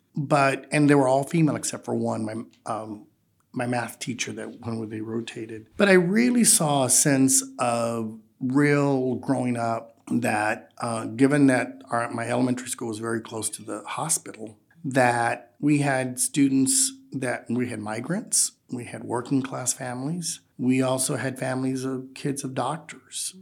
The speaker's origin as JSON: {"language": "English", "area": "Rio Grande Valley", "region": "Texas", "country": "United States", "tie": "born or raised there", "moved": "yes", "lives_now": "San Antonio, United States", "said": "growing up in the Rio Grande Valley"}